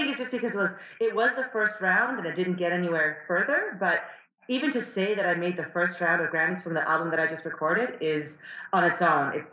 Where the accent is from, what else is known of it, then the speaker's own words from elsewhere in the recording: Canada; as a, as a Canadian, obviously it's, it's important as well to be a part of that.